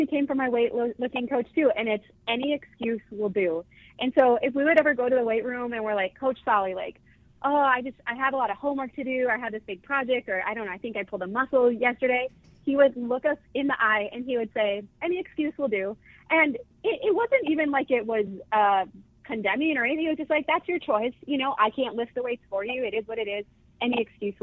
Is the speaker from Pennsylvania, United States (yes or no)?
no; Northfield, Minnesota, United States; We grew up in Northfield